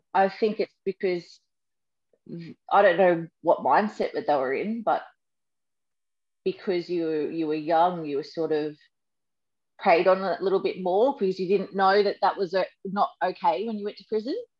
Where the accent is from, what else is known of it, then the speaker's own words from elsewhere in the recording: Sunshine Coast, Queensland, Australia; I grew up on the Sunshine Coast.